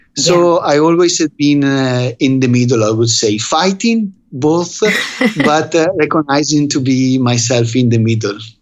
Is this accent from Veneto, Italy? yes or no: yes; Verona, Veneto, Italy; English is a second language; now in Vicenza, Italy; I was raised in Verona during the crisis of the 70s